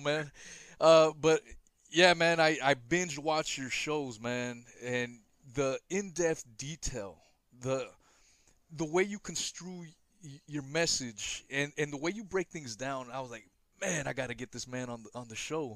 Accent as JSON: {"language": "English", "region": "West Coast", "country": "United States", "tie": "born or raised there", "said": "I grew up in the West Coast"}